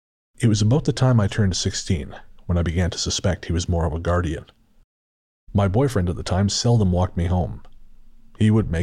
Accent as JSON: {"language": "English", "region": "British Columbia", "country": "Canada", "tie": "born or raised there", "said": "I remember when I was very young, growing up on Vancouver Island, I used to play alone in our 2 acres of woodland."}